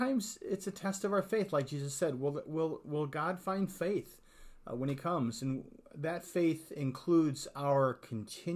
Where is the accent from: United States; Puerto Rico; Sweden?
Sweden; I'm Swedish